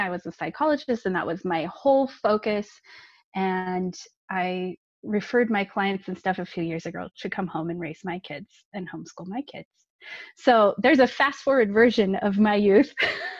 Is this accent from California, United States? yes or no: yes; California, United States; now in Utah, United States; I grew up in California, nice and warm weather.